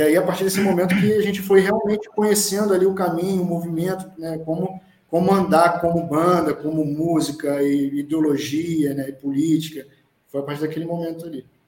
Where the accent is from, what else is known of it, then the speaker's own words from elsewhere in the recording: Rio de Janeiro, Brazil; eu sou de Bento Ribeiro, eu sou do lado, então moro do lado de Madureira.